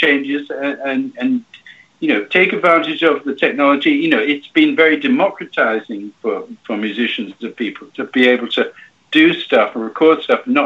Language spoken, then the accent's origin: English; Cuba; moved away; I was brought up in Cuba during the revolution and after for a bit